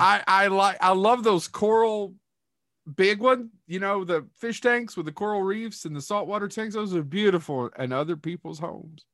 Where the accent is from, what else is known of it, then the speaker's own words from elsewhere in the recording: Kentucky, United States; I'm born and raised in Kentucky